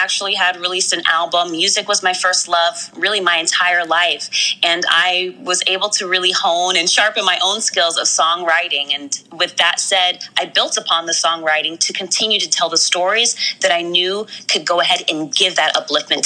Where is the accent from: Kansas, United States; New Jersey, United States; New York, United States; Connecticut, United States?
Connecticut, United States; Stamford; I grew up primarily in Stamford, Connecticut, right here on the East Coast